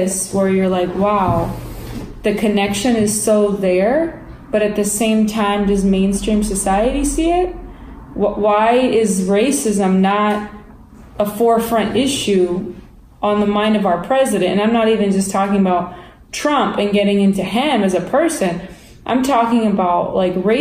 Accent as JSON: {"language": "English", "country": "United States", "said": "I am American"}